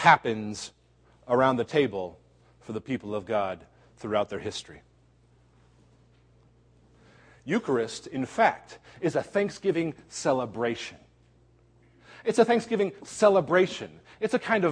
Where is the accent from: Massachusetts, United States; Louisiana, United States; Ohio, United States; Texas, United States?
Ohio, United States; Cincinnati; moved away; also born or lived in Chicago; Cincinnati, one of my hometown places